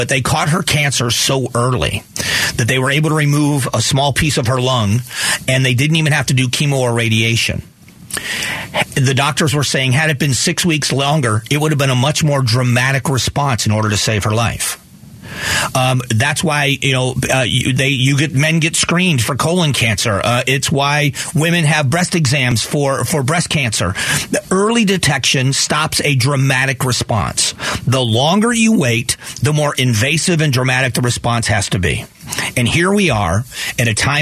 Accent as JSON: {"language": "English", "region": "Southwest Florida", "country": "United States", "tie": "born or raised there", "moved": "yes", "lives_now": "Arizona, United States", "said": "Growing up in Southwest Florida, where I did"}